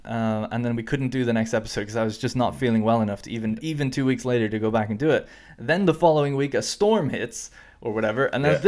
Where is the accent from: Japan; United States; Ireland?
Ireland; now in United Kingdom; Because, you know, I grew up and lived in Ireland, and the road signs are actually different over here, and I think I've been in a car over here like 5 times ever.